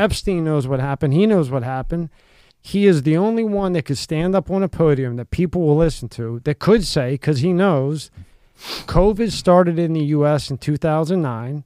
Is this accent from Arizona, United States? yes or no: no; Philadelphia, Pennsylvania, United States; a guy I grew up in Philly